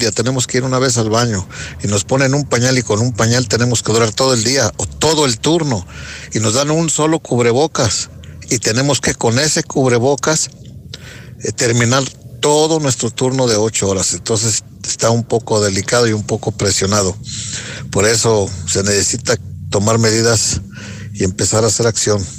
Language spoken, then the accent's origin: Spanish; Aguascalientes, Mexico; los hidrocálidos no, no nos organizamos, que hay que hacerle como los chilangos que se organizan